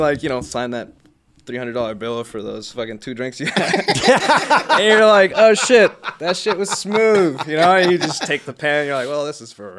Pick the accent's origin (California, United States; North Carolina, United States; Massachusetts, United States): California, United States; Los Angeles; growing up in Hollywood too